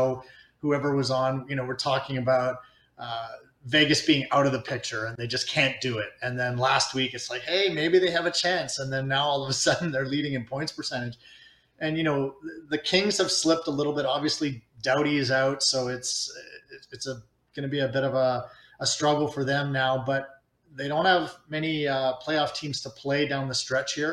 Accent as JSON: {"language": "English", "town": "Montreal", "region": "Quebec", "country": "Canada", "tie": "born or raised there", "said": "I grew up in Montreal"}